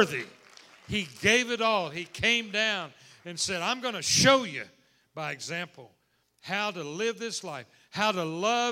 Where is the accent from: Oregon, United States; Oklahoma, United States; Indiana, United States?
Oklahoma, United States; moved away as an adult; now in Texas, United States; I was born and raised in Oklahoma, and lived in Texas the last 26 years